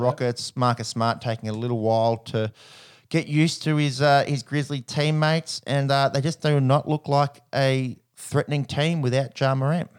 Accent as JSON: {"language": "English", "country": "Australia", "said": "as an Aussie on tour"}